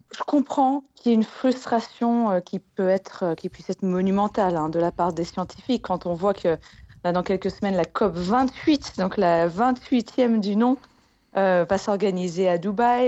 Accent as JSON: {"language": "French", "town": "Annecy", "region": "Auvergne-Rhône-Alpes", "country": "France", "said": "je viens d'Annecy en Haute-Savoie"}